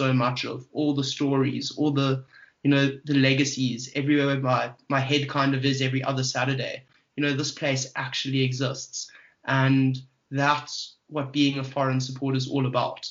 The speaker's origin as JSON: {"language": "English", "country": "South Africa", "said": "being South African"}